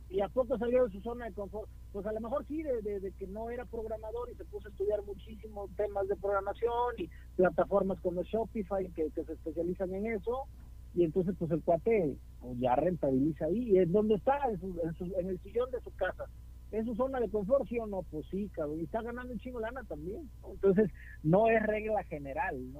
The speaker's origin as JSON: {"language": "Spanish", "region": "Veracruz", "country": "Mexico", "moved": "yes", "lives_now": "Guadalajara, Mexico", "said": "mi banda jarocha"}